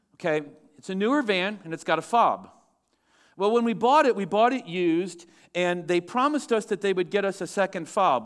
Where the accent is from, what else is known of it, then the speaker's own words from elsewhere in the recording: United States; I'm an American. I live in the greatest nation on the face of the earth